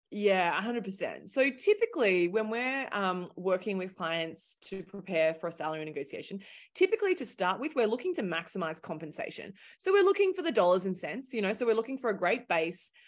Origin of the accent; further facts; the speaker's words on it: Australia; accent: thick Australian; moved away as an adult; also born or lived in London; now in New York City, United States; Originally, I'm Australian, hence my thick accent